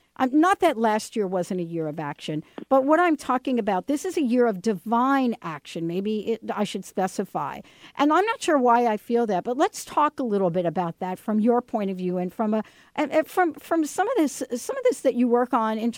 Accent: East Coast, United States; You know, I grew up on the East Coast and we used to fish for these fish

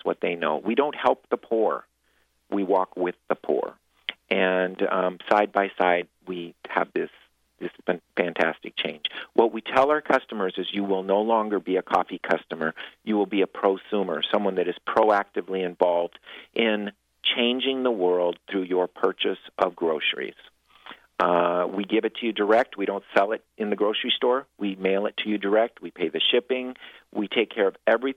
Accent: United States; me as an American

